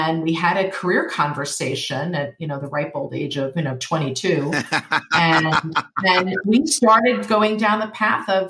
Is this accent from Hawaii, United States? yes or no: no; New York, United States; being a New Yorker